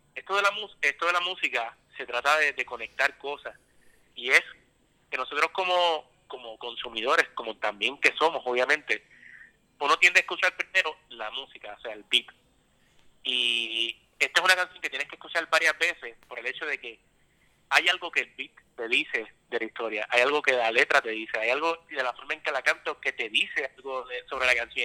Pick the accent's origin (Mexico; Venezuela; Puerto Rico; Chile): Puerto Rico; San Juan; yo soy de San Juan, específicamente